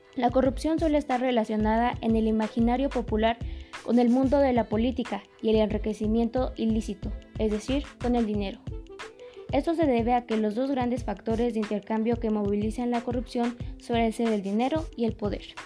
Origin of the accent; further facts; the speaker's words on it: Mexico; nosotros como mexicanos